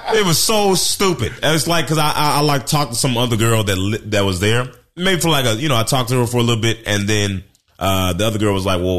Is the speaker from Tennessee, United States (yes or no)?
yes; Memphis, Tennessee, United States; moved away; also born or lived in Portland, Oregon / Newberg, Oregon / Florida; I was born in Portland, Oregon, but I grew up most of my adolescence in Memphis, Tennessee.